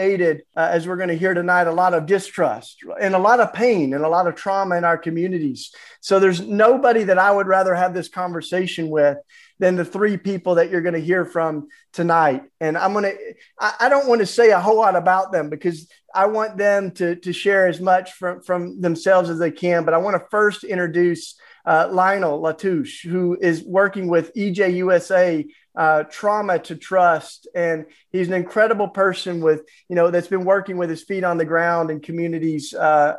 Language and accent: English; East Tennessee, United States; moved away as an adult; also born or lived in North Philadelphia; now in Philadelphia, United States; growing up in East Tennessee